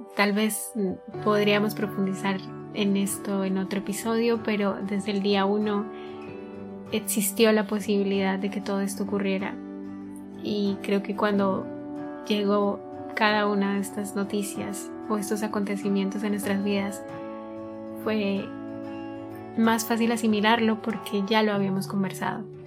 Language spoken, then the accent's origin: Spanish; Colombia; soy de Colombia y tengo 25.